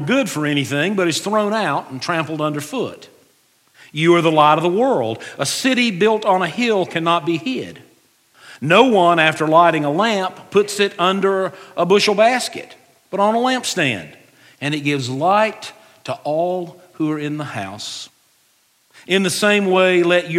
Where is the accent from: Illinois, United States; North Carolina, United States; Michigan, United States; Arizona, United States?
North Carolina, United States; Western; I grew up in Western North Carolina, and we grew up out in the country